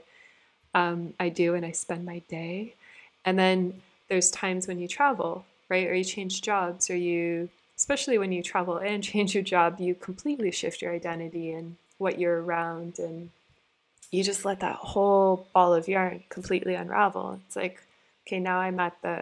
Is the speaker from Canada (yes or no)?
yes; Canada; I grew up in Canada, and Toronto is a pretty multicultural city